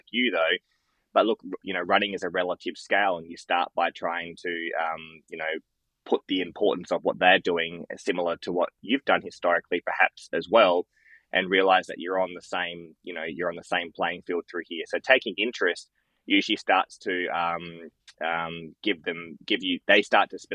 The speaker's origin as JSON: {"language": "English", "town": "Loxton", "region": "South Australia", "country": "Australia", "tie": "born or raised there", "moved": "as an adult", "lives_now": "Adelaide, Australia", "said": "I worked every second weekend in Loxton, in my hometown I grew up"}